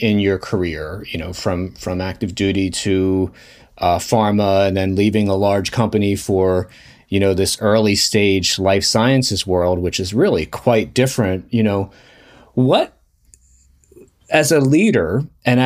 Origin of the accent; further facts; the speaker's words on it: New Jersey, United States; we're both from Jersey.